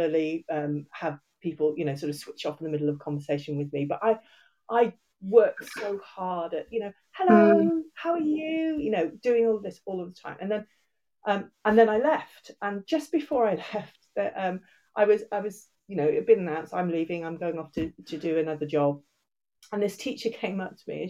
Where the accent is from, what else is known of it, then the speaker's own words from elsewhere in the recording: England, United Kingdom; moved away as an adult; now in Wales, United Kingdom; I was originally, I'm from England. I'm half Irish, and I've lived in Wales for getting on for 30 years now